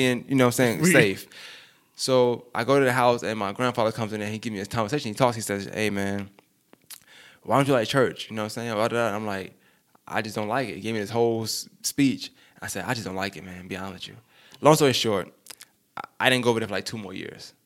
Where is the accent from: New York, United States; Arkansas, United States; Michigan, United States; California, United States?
New York, United States; New York City; I'm from Bushwick